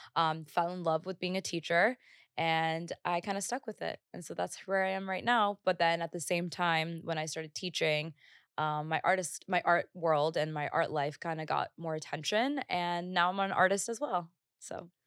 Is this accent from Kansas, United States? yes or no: no; Northwest Indiana, United States; also born or lived in Bangalore, India; I was born in Bangalore, India, and my parents, my dad was already here, my mom moved with me three years after I was born, and I grew up in Northwest Indiana